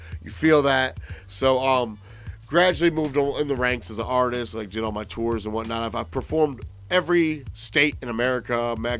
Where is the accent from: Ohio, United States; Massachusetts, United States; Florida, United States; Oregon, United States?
Ohio, United States; Toledo; moved away; also born or lived in Indianapolis, Indiana; I'm from Toledo, born and raised, Midwest, born and raised, moved from Toledo, Indianapolis